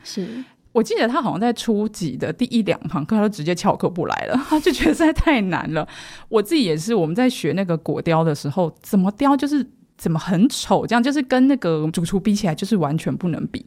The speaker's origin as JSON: {"language": "Chinese", "country": "Taiwan", "tie": "born or raised there", "also_born_or_lived": "Shanghai / Thailand", "moved": "as an adult", "said": "我是土生土长台湾人"}